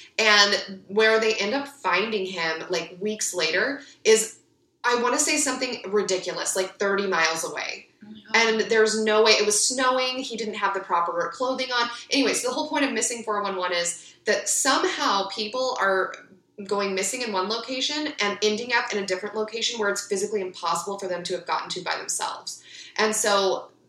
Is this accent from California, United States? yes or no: yes; Ventura, California, United States; I grew up in Ventura, so the way Ventura is set up is a mixture of ag-urban interface